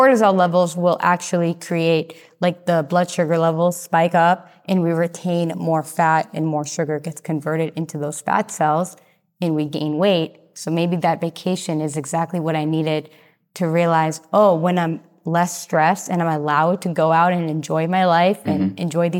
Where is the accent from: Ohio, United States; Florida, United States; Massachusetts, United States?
Massachusetts, United States; now in Austin, United States; So I came from Massachusetts to Austin, and it was 6 days driving.